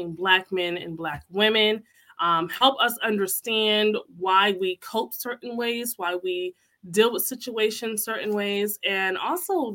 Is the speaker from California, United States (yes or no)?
no; Connecticut, United States; I'm from Connecticut